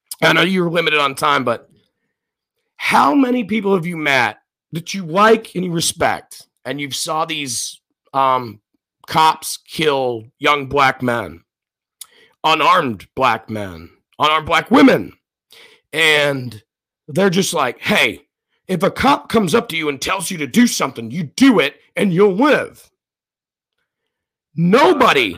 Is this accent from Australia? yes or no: no; Scotland, United Kingdom; now in United States; I'm Scottish by birth. I'm American by the grace of God